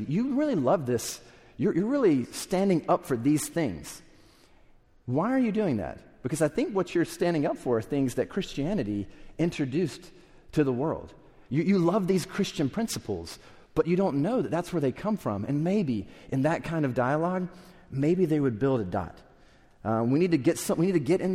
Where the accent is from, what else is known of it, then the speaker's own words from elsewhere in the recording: South Carolina, United States; I grew up in South Carolina